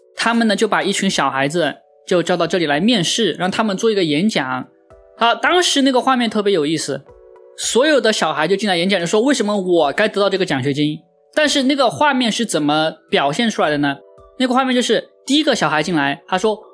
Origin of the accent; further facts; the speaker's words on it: China; 也相当于我们中国，就是一个什么专科毕业